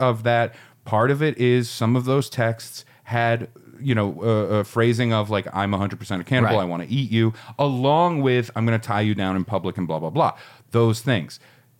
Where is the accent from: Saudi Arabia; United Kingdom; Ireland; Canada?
Ireland; I'm Irish, so fuck off.